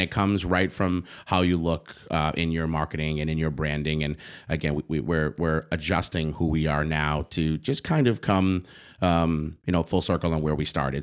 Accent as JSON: {"language": "English", "town": "Boston", "region": "Massachusetts", "country": "United States", "tie": "born or raised there", "said": "I didn't go to school in East Boston where where I grew up"}